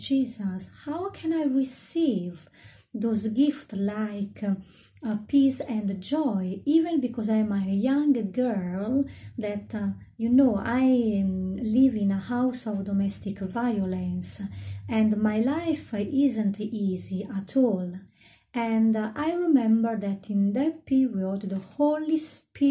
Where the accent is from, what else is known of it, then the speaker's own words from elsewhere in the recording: Italy; moved away; I come from Italy.